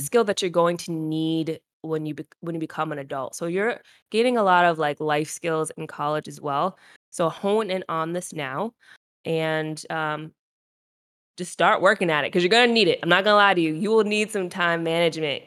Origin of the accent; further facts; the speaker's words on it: Rhode Island, United States; moved away as an adult; also born or lived in North Carolina; I was from Rhode Island